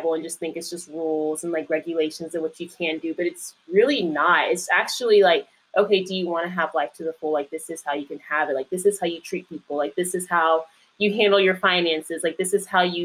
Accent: Indian Trail, North Carolina, United States; moved away as an adult; now in Washington, D.C., United States; raised more so in Indian Trail, North Carolina, for the second half of my life

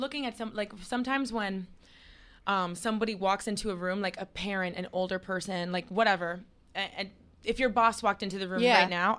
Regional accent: Miami, Florida, United States; I grew up in Miami, Florida. Yeah, please. It's hot all year round.

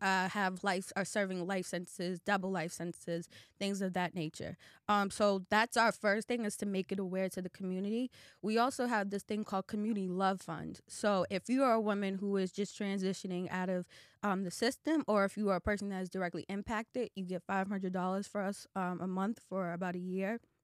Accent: Boston, Massachusetts, United States; now in Atlanta, United States; Roxbury is actually my hometown

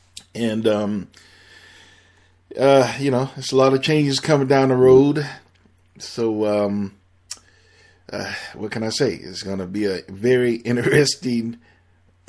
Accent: Miami, Florida, United States; I'm born and raised in Miami

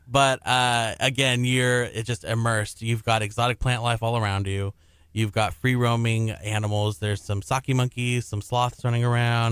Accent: Houston, Texas, United States; I'm from Southeast Houston

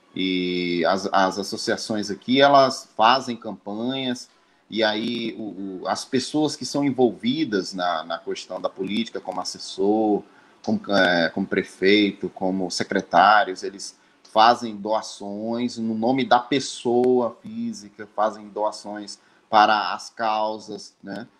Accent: Northeast Region, Brazil; now in Santa Cruz Cabrália, Brazil; Eu sou do Nordeste, estou aqui em Santa Cruz Cabralha

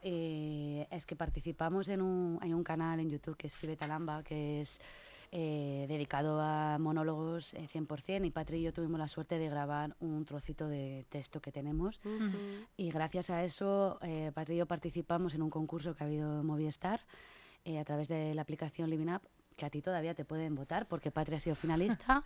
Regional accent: Burgos, Castile and León, Spain; now in Madrid, Spain; yo soy de Burgos

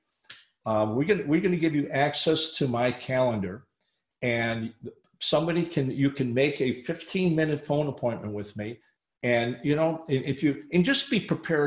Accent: Chicago, Illinois, United States; moved away; Chicago is my hometown

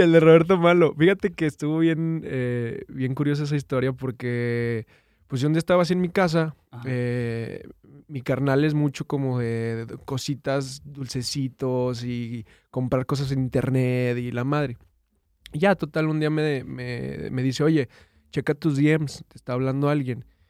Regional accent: Durango, Mexico; moved away as an adult; now in Monterrey, Mexico; Yo soy de Durango

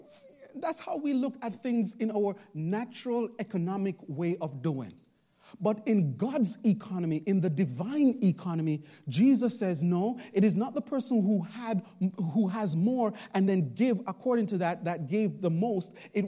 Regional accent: Bronx, New York, United States; now in Long Island, United States; When I first came to Long Island, Pastor Nathan, you know, I'm from the Bronx, and so you know, preaching in the Bronx is really different

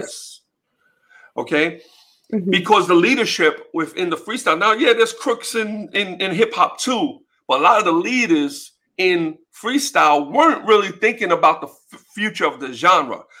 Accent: New York City, New York, United States; born and raised in the Bronx

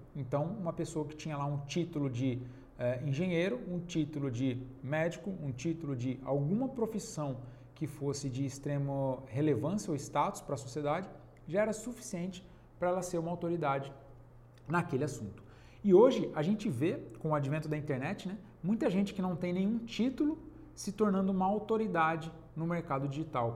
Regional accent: Penápolis, São Paulo, Brazil; na minha cidade, eu sou de Penápolis, interior de São Paulo

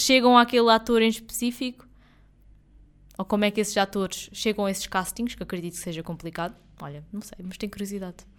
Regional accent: Portugal

